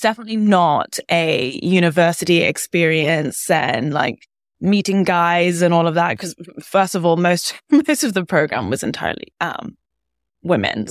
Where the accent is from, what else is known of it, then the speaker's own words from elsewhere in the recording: London, United Kingdom; moved away as an adult; now in New York, United States; I grew up in London and went to boarding school in the U K, and then I came to the States for university.